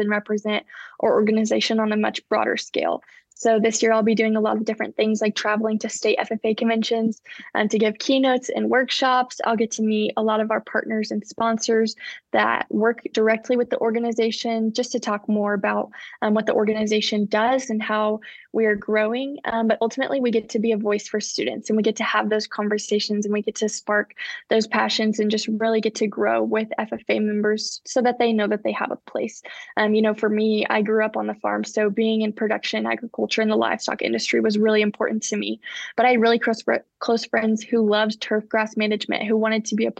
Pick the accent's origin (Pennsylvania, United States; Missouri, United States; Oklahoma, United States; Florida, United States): Oklahoma, United States; Collinsville; I'm from the great state of Oklahoma in a tiny little town called Collinsville, where I've spent the entirety of my life